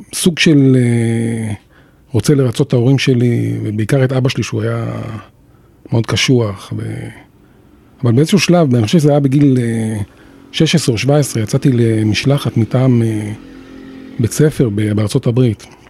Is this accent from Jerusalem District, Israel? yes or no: yes; Jerusalem, Jerusalem District, Israel; אני גדלתי בירושלים